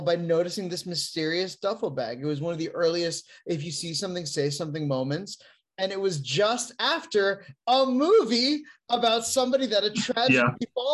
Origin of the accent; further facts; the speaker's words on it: Florida, United States; I was growing up in Florida